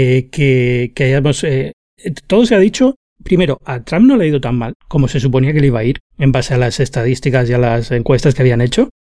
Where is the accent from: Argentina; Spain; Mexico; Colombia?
Spain; moved away as an adult; now in United States; vengo de España